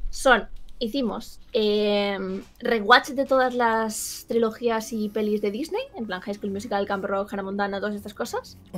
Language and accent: Spanish; Valencia, Valencian Community, Spain; como soy de Valencia